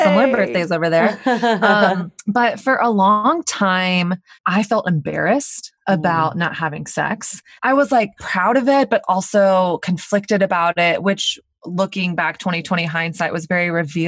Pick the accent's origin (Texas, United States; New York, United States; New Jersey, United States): Texas, United States; Dallas; now in Brooklyn, United States; I grew up in Dallas, Texas, which is kind of the Bible Belt